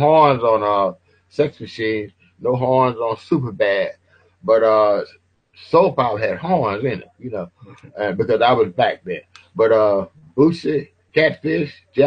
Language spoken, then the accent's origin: English; Mobile, Alabama, United States; moved away; back in Mobile where I first started